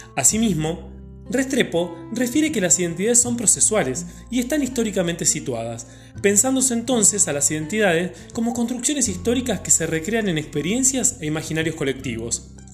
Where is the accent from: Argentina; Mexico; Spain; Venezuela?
Argentina; Como ciudadanos argentinos, el término memoria nos lleva inequívocamente a lo ocurrido en la última dictadura militar